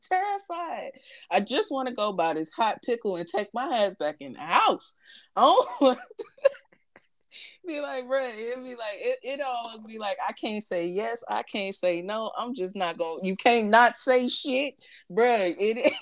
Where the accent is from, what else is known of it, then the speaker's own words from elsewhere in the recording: St. Louis, Missouri, United States; moved away; I'm from St. Louis